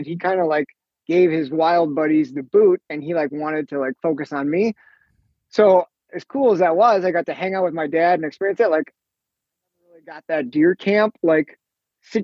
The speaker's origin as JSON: {"language": "English", "town": "Green Bay", "region": "Wisconsin", "country": "United States", "tie": "born or raised there", "said": "I grew up in Green Bay, Wisconsin. Lived there for most of my life"}